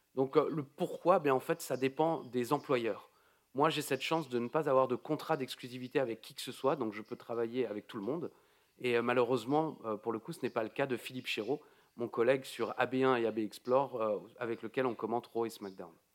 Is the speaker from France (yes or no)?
yes; eastern France, near Strasbourg, Grand Est, France; je viens de, l'Est de la France, près de Strasbourg